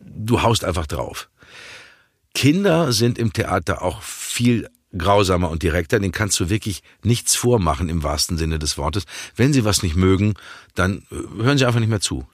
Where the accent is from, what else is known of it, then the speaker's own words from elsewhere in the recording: Dortmund, North Rhine-Westphalia, Germany; als Dortmunder Junge damit aufgewachsen